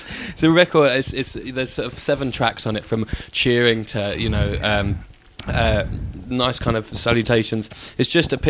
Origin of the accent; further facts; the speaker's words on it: Ipswich, East of England, United Kingdom; I grew up in Ipswich.